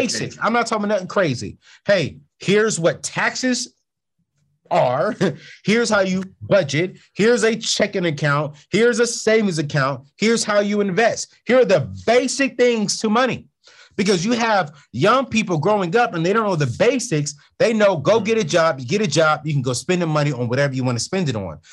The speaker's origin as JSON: {"language": "English", "town": "San Diego", "region": "California", "country": "United States", "tie": "born or raised there", "said": "San Diego, California"}